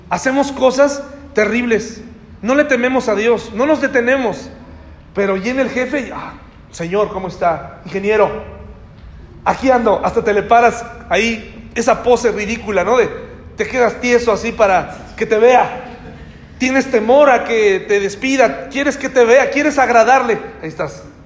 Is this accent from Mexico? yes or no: yes; Candiles, Querétaro, Mexico; Soy de Candiles